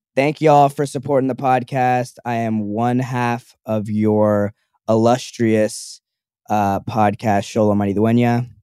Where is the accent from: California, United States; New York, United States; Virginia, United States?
California, United States; Los Angeles; I was born at Cedar Sinai